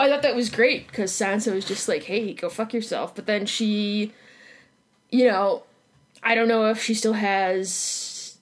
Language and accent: English; Chicago, Illinois, United States; I'm from Chicago